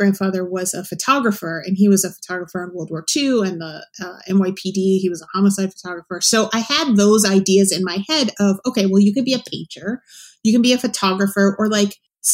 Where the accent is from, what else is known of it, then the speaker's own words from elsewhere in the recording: New York, United States; also born or lived in Boston; I'm from New York originally